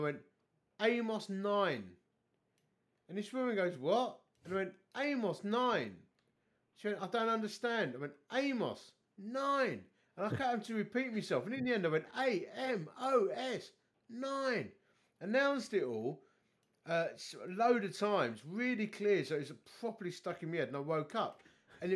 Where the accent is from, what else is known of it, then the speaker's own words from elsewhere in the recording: Dagenham, London, United Kingdom; I'm a div from Dagenham